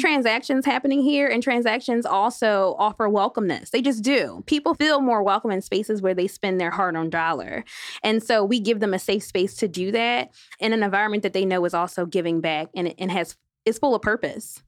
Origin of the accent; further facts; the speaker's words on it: Philadelphia, Pennsylvania, United States; I am from Philadelphia, G Town